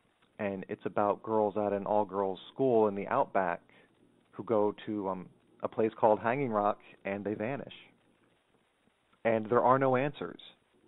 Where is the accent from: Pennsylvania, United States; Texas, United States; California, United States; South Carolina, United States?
Pennsylvania, United States; Montour County; It's the tiniest county in the state, Montour County.